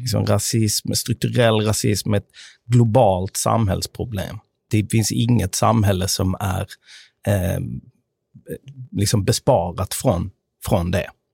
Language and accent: Swedish; Sweden; jag är uppvuxen i Sverige med amerikanska föräldrar.